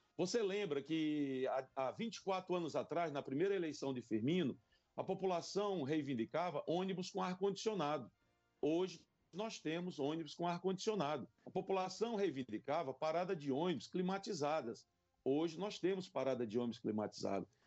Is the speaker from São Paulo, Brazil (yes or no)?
no; Parnaíba, Piauí, Brazil; also born or lived in São Luís, Maranhão; now in Teresina, Brazil; Então me criei de fato na cidade de Parnaíba e com em 1973, há 46 anos atrás, eu vim para Teresina